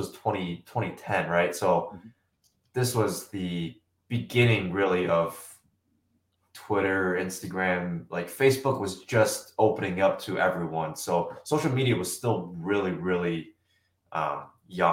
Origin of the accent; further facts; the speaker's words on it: Germantown, Wisconsin, United States; I grew up just outside Milwaukee from Germantown. So been in Wisconsin basically my entire life